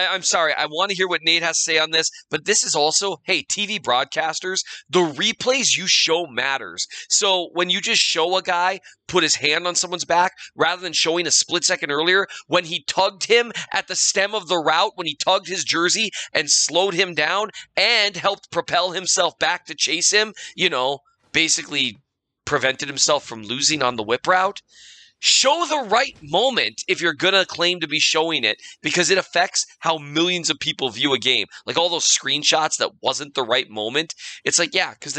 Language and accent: English; Minnesota, United States; I'm from Minnesota